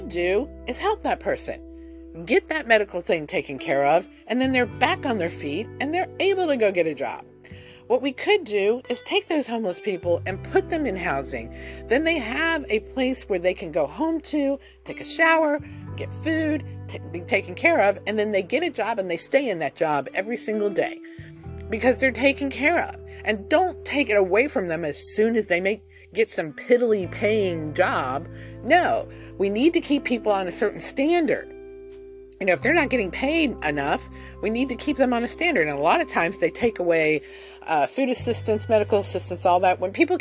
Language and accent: English; United States